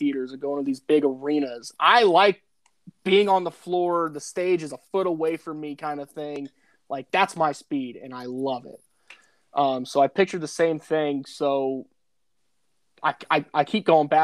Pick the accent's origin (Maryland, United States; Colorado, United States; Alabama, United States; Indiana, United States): Indiana, United States; Indianapolis; I'm born and raised in Indianapolis, Indiana